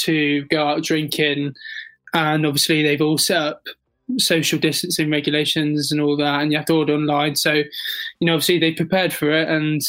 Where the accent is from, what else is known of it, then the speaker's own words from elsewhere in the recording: England, United Kingdom; in London, in my home country